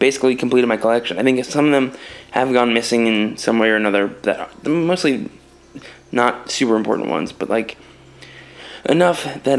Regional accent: East Coast, United States; because I grew up in the East Coast.

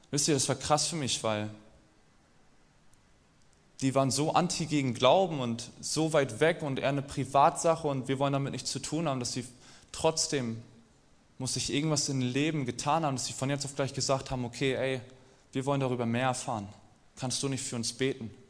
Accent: East Germany, Germany; Und irgendwann bin ich wieder in den Osten gefahren. Ich komme aus dem Osten und saß da mit meinen Großeltern am Tisch

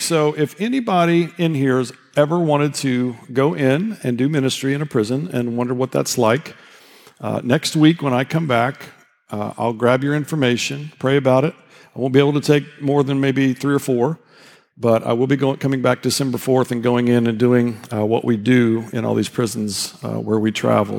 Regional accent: Indiana, United States; I'm from Indiana

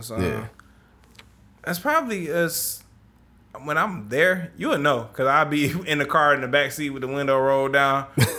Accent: Detroit, Michigan, United States; And I'm from the West Side

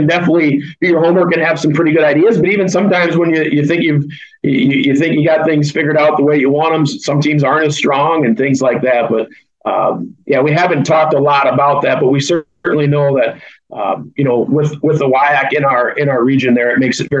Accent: Bellevue, Iowa, United States; I grew up in Bellevue, about 20 miles south of Dubuque.

